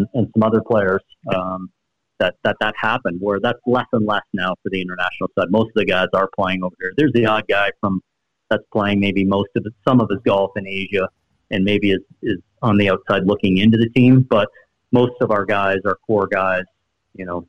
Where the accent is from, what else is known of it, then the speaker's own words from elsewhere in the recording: Sarnia, Ontario, Canada; My hometown in Sarnia, it's a small community, about 70,000 people